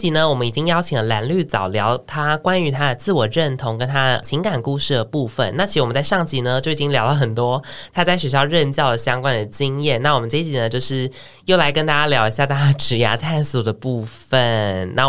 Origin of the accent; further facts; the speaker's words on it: Changhua County, Taiwan; 我小时候在彰化，